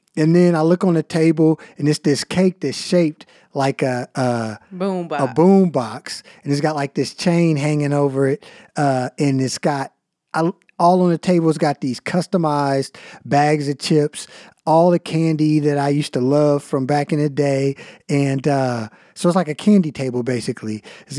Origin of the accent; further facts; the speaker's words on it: Ohio, United States; Because I'm from Ohio.